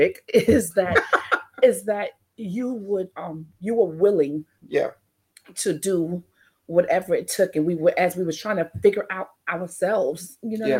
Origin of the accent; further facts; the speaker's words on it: New York City, New York, United States; moved away; also born or lived in Louisiana; I'm from Brooklyn, New York